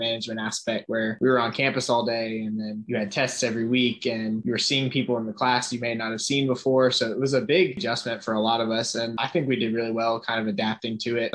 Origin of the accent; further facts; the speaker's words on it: Cumming, Georgia, United States; I'm from Cumming, Georgia, which is just about an hour and a half from Athens